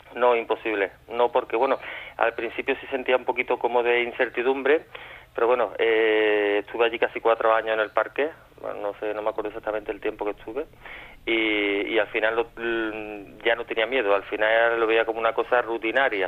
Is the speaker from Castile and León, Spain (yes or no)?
no; Córdoba, Andalusia, Spain; los que somos de Córdoba, en concreto yo y otro compañero mío